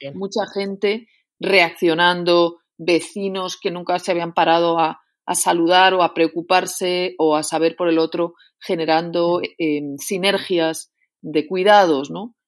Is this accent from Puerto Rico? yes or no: no; Madrid, Community of Madrid, Spain; also born or lived in León; yo soy una eh, leonesa que nació en Madrid